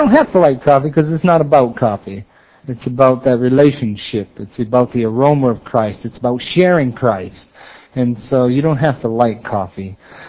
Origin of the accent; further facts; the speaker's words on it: Maine, United States; accent: Maine; So I'm from Maine, and that's where the accent comes from. Many people call us maniacs, and because we are.